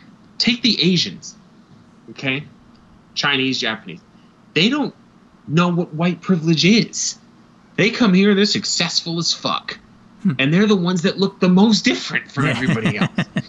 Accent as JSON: {"language": "English", "country": "Ireland", "said": "But people will say you're Scottish, right? No, I'm Irish."}